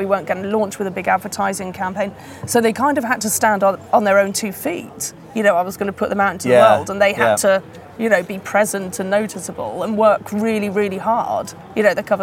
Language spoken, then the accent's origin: English; Wales, United Kingdom; moved away; I was born in Wales.